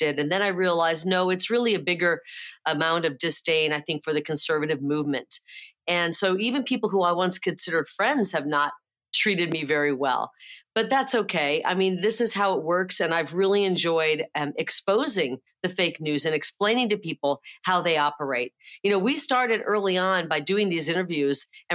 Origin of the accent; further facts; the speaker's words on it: Midwest, United States; now in Arizona, United States; I'm from the Midwest